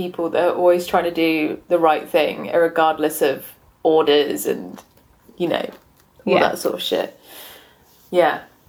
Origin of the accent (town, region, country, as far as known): United Kingdom